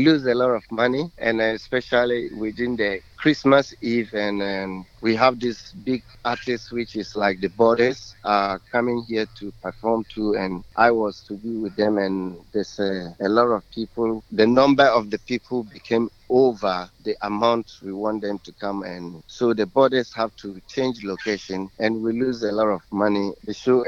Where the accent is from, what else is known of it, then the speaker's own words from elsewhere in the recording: Ghana; English is a second language; now in Adelaide, Australia; We have a Ghana community here